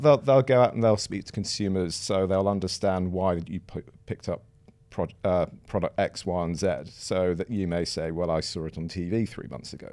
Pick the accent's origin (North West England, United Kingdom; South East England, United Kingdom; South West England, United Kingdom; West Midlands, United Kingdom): North West England, United Kingdom; Manchester; moved away as an adult; also born or lived in Twickenham / Sheffield / Edinburgh; now in London, United Kingdom; I was born in Twickenham, but then moved to Sheffield when I was about one, and then moved to Manchester until I was about eighteen